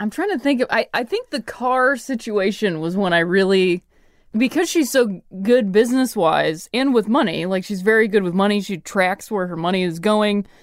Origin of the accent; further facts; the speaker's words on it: Midwest, United States; moved away as an adult; also born or lived in Ohio / Indiana / Chicago; I'm from the Midwest